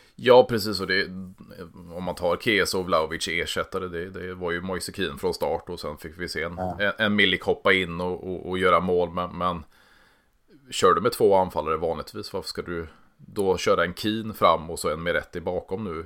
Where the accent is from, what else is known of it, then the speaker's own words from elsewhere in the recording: Sweden; vi, vi kommer från Sverige